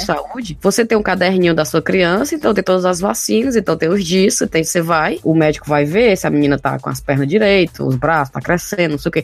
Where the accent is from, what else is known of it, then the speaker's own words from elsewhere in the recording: Brazil; moved away as an adult; quando eu saí do Brasil